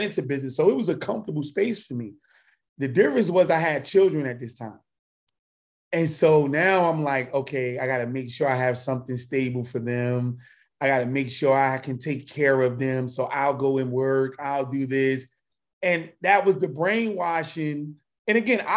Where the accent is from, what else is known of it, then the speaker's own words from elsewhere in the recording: New York area, United States; moved away as an adult; also born or lived in Washington, D.C. area; now in South Carolina, United States; I'm from the New York area